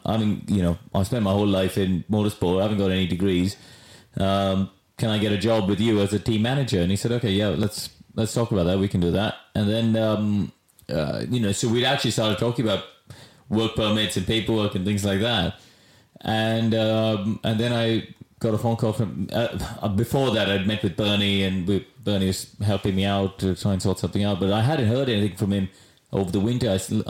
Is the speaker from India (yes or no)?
yes; Chennai, Tamil Nadu, India; now in United Kingdom; I came from Madras, a city of 11 million people.